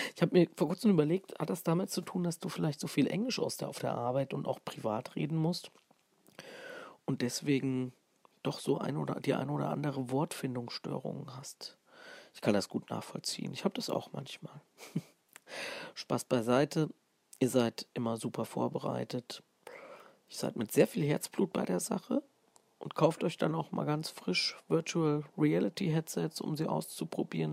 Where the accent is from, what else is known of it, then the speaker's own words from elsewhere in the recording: Fulda, Hesse, Germany; accent: Fulda Platt; denn ich bin eigentlich ein Hesse, ein Original Hesse aus Fulda